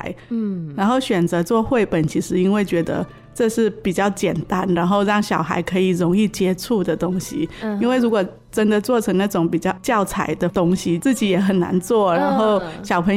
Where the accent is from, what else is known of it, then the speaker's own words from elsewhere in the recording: Mae Sai, Chiang Rai, Thailand; moved away as an adult; also born or lived in Taiwan; 我是来自清莱省美赛，嗯，就清莱